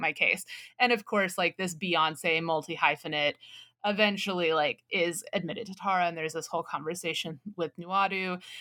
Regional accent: United States; we are American English speakers

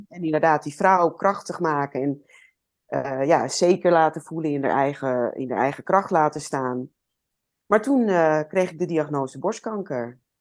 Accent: Amsterdam, North Holland, Netherlands; Ik eh, ben opgegroeid in Amsterdam.

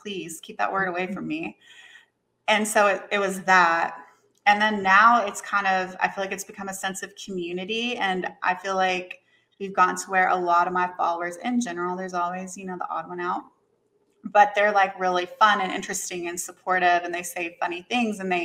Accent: Knoxville, Tennessee, United States; I'm originally from Knoxville, Tennessee, which is not like a big city, but it's not like a super small town

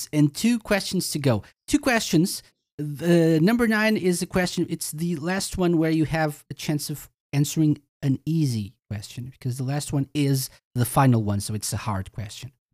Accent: Portugal; I'm from Portugal

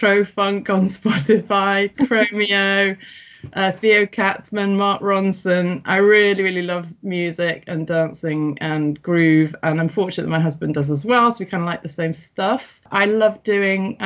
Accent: St Helens, North West England, United Kingdom; moved away; also born or lived in Everton, Liverpool; I was born in Everton in the Liverpool area, and I grew up in St Helens, which is a massive town

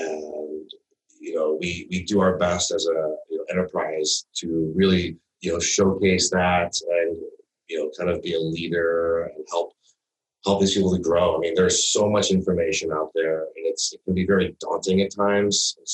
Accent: Midwest, United States; also born or lived in East Coast; I grew up in the Midwest and the East Coast learning to ski

